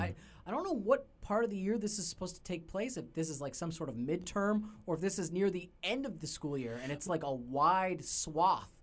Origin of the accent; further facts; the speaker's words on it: Canada; we're Canadian